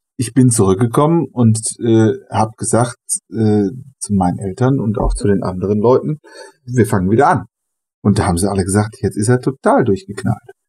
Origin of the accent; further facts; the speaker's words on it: Germany; also born or lived in Brazil / Honduras; weil ich von hier komme und weil ich hier zu Hause bin